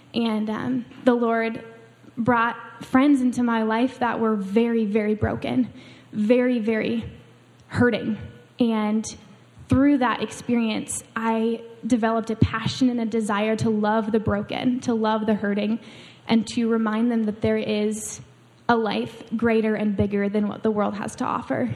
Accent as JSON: {"language": "English", "region": "Washington", "country": "United States", "tie": "born or raised there", "moved": "as an adult", "said": "I grew up in Washington State, on the other side of the country. I grew up right on the Canadian border and the edge of the ocean"}